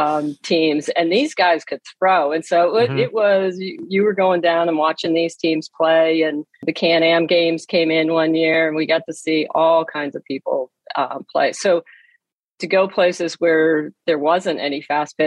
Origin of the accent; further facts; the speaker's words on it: Erie, Pennsylvania, United States; I grew up in Erie, Pennsylvania